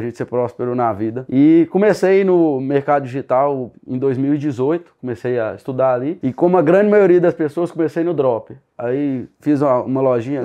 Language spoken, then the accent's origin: Portuguese; Sete Lagoas, Minas Gerais, Brazil; eu nasci em Sete Lagoas, aqui perto de Belo Horizonte